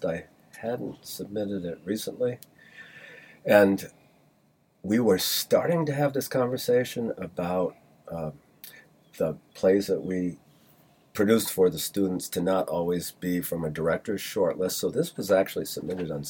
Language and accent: English; Rhode Island, United States; moved away; I grew up in Rhode Island